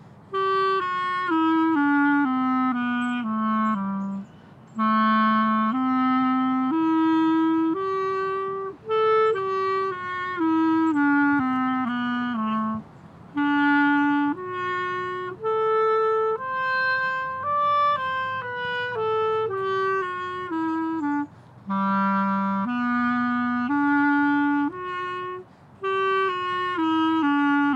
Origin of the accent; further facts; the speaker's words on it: Massachusetts, United States; moved away; I'm originally from Massachusetts